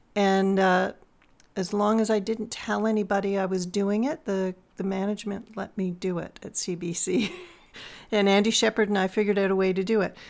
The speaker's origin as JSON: {"language": "English", "town": "Toronto", "region": "Ontario", "country": "Canada", "tie": "born or raised there", "moved": "as an adult", "said": "I grew up in Toronto"}